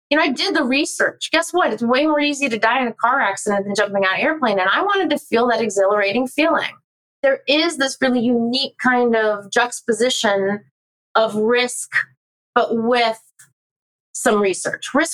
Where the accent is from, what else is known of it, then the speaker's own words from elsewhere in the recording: California, United States; I'm from Southern California